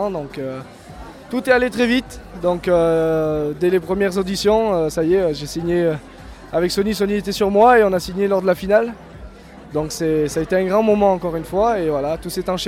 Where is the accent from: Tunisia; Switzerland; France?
France; Gap, Provence-Alpes-Côte d'Azur; moi j'ai grandi dans le sud, dans, à Gap exactement, dans le 05. J'ai passé mon enfance là-bas.